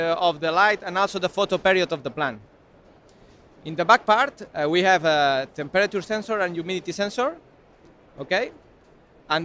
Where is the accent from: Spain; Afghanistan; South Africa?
Spain; English is a second language; we are from Spain